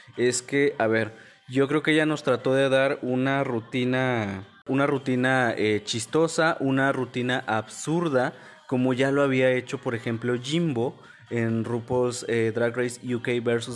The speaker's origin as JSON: {"language": "Spanish", "country": "Mexico"}